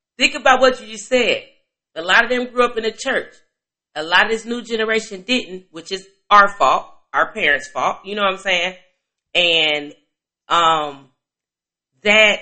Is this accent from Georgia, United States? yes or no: no; Chicago, Illinois, United States; I'm from Chicago.